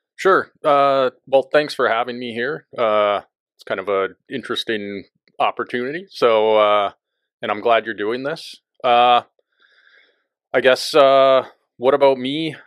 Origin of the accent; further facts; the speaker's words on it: Bismarck, North Dakota, United States; moved away as an adult; also born or lived in Missoula, Montana; now in Abbotsford, Canada; I grew up in North Dakota, and I was born in Bismarck and raised there.